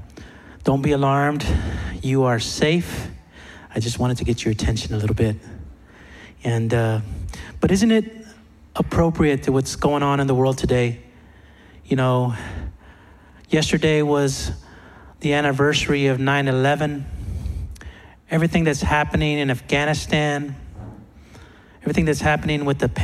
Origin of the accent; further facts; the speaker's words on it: Texas, United States; I'm from Texas.